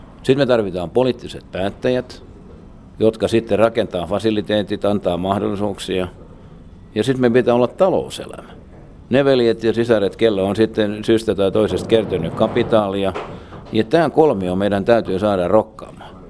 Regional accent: Turku, Southwest Finland, Finland; moved away as an adult; also born or lived in North America

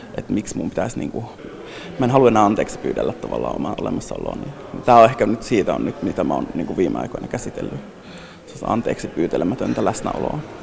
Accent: northern Finland, Finland; moved away; mä pohjoisesta kotoisin

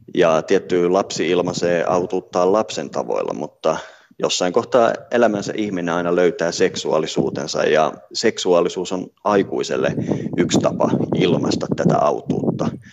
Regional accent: Finland; omasta kotimaastani

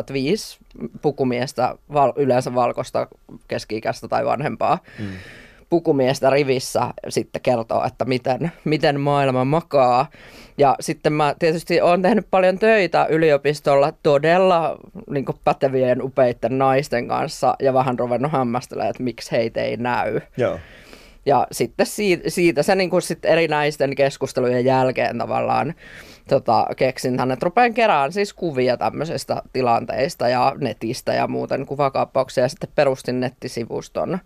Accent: Forssa, Tavastia Proper, Finland; mä oon Vorsasta

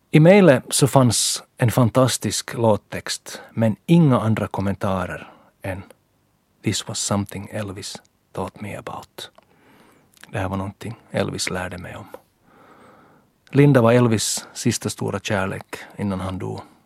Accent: Ekenäs, Uusimaa, Finland; min lilla Eknäs-charm

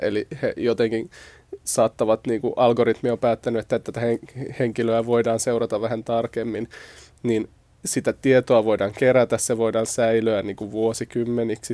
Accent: Espoo, Uusimaa, Finland; mä itse tuun siis Espoosta

